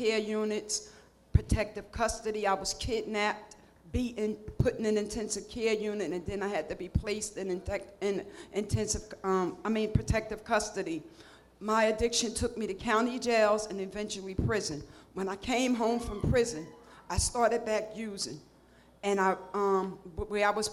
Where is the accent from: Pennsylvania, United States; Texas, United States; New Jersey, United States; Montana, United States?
New Jersey, United States; I'm from New Jersey